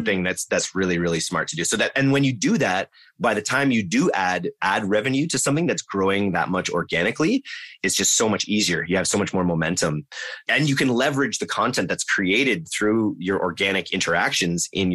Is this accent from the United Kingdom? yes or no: no; Canada; as a Canadian.